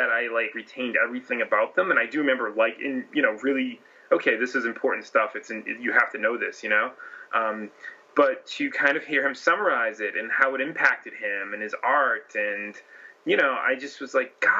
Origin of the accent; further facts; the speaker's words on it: Massachusetts, United States; I'm from Massachusetts